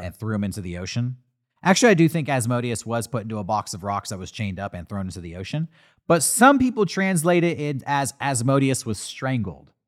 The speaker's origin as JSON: {"language": "English", "country": "United States", "said": "I'm an American"}